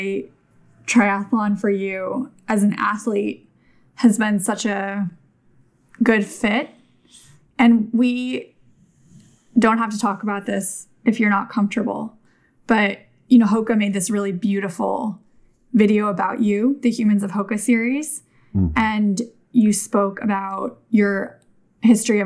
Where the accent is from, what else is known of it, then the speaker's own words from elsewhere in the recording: Davis, California, United States; I grew up in Davis